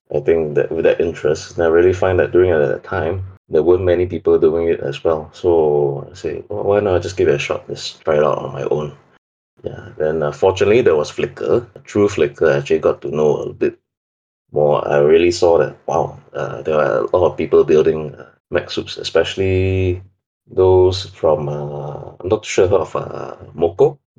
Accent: Singapore; English is a second language; Okay, I'm from a small sunny island in Asia, Singapore. Basically, it's very hot all the year long.

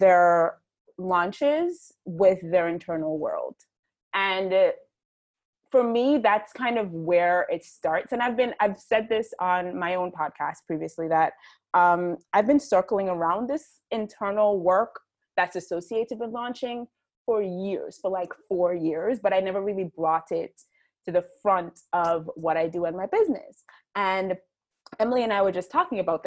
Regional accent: Jamaica; I am Jamaican. I live and work in Jamaica

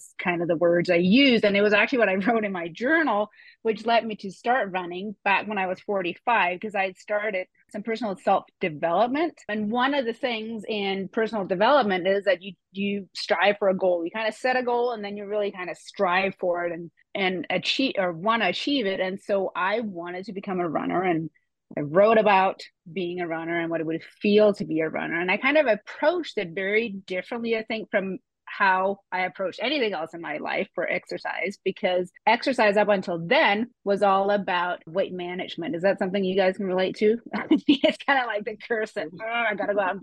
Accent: Denmark; English is a second language; moved away as an adult; now in United States; I am from Denmark originally and actually moved to the US when I was 28

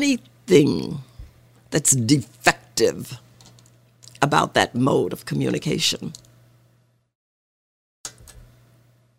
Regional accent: Arkansas, United States; moved away; I grew up in Arkansas

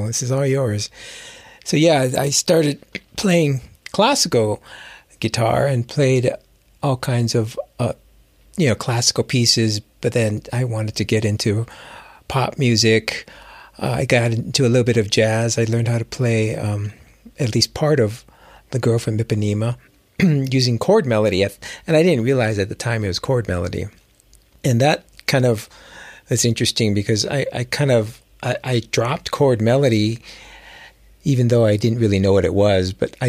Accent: Hawaii, United States; I actually grew up in Hawaii

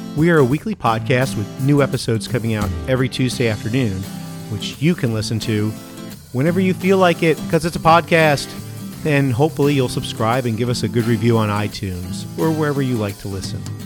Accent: New Jersey, United States; moved away; when I was a kid growing up in New Jersey

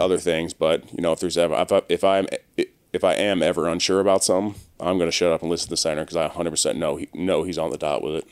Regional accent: Maryland, United States; now in Los Angeles, United States; I'm originally from Maryland

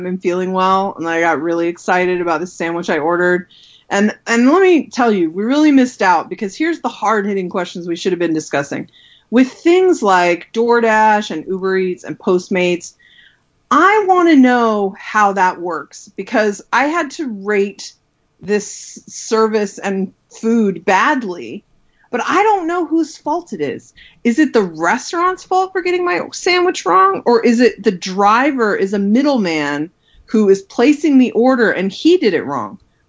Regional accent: New York City, New York, United States; now in Portland, United States; I came from New York City, where even in the apocalypse, you could get someone to bring you a sandwich at 3 a.m.

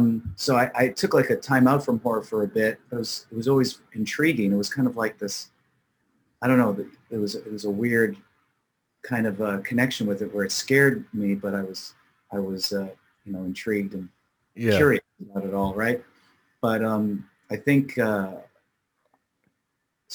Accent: Markham, Ontario, Canada; I grew up in nearby Toronto, in Markham and Richmond Hill areas, which are suburbs outside of Toronto, in the greater Toronto area

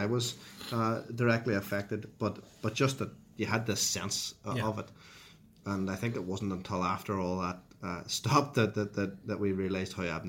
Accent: Derry, Northern Ireland, United Kingdom; So Derry is a very interesting place to grow up. I remember going to school in St. Colum's College

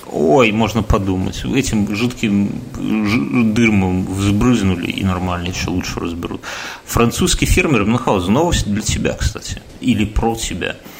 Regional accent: Belarus; я белорус

